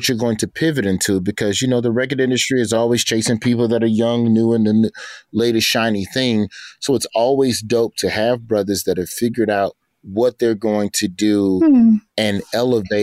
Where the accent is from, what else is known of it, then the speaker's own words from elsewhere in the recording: Alabama, United States; I'm from the South. I'm from Alabama